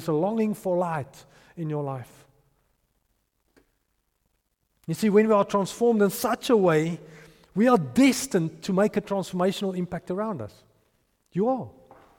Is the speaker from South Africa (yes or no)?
yes; Potchefstroom, North West, South Africa; I grew up in Potchefstroom.